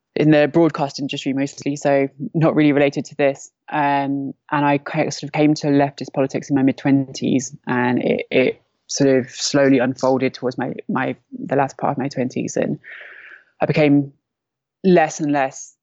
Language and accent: English; London, United Kingdom; moved away as an adult; now in Derik, Syria; I'm from London. I'm 32